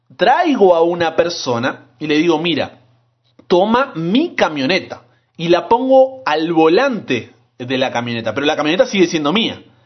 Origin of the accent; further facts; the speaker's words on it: Buenos Aires, Argentina; moved away as an adult; yo estudiaba ingeniería en sistemas en la Universidad Tecnológica Nacional, Buenos Aires, Argentina